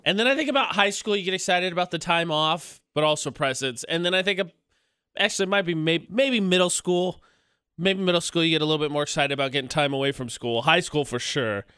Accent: Indiana, United States; moved away as an adult; now in Salt Lake City, United States; my hometown's an hour away from the, where I'd land in Indiana

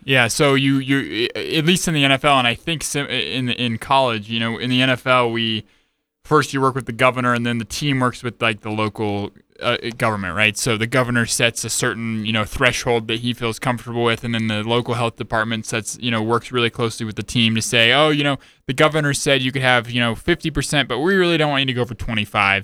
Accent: Utah, United States; I grew up in Utah

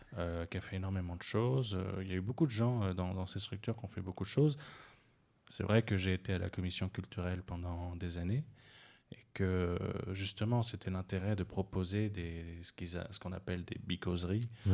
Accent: Gabon; je suis né au Gabon, c'est un pays francophone.

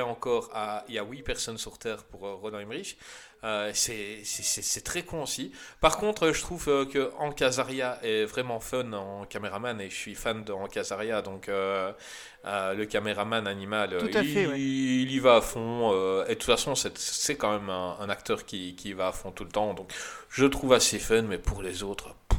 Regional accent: Belgium; en tant que Belge

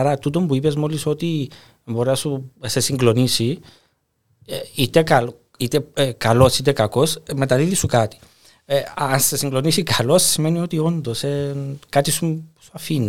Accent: Cyprus; moved away as an adult; also born or lived in Italy; εγώ έφυγα από την Κύπρο

